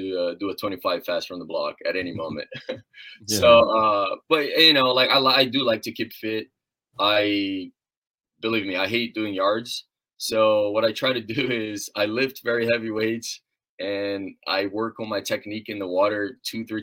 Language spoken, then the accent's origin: English; Brazil; now in Muncie, United States; I come from a small town in Brazil, a very tiny town, didn't have too much structure to continue swimming after I hit that age of 13, 14